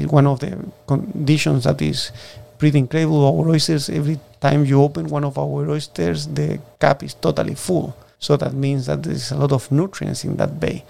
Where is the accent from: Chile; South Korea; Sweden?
Chile; Puerto Varas, Los Lagos; first language Spanish; English is a second language; moved away as an adult; now in Washington, United States; I'm from Puerto Varas